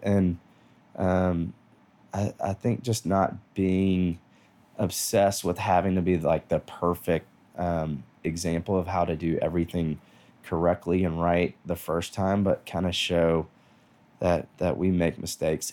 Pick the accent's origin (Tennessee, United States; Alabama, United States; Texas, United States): Tennessee, United States; Nashville; I grew up here in Nashville